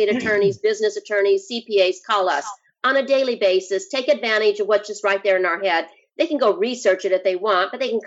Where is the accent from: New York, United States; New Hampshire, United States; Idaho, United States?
Idaho, United States; moved away; I'm from Idaho. I love Idaho